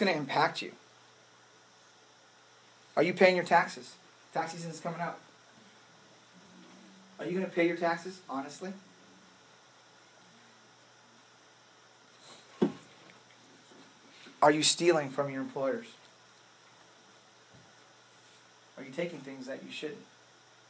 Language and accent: English; United States; as an American, especially as a Christian